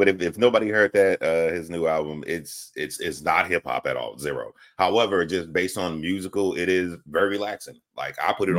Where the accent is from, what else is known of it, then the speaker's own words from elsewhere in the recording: the South, United States; I'm from the South, so I always remember the remix with ….